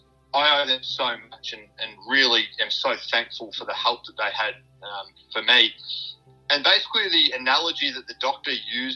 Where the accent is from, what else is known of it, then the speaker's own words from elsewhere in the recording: Werribee, Victoria, Australia; also born or lived in Wyndham Vale; growing up in Werribee was great. Went to school out here, loved it.